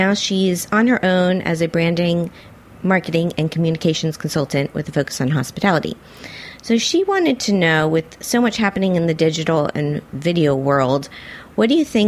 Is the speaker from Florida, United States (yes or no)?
yes; Miami, Florida, United States; I grew up in Miami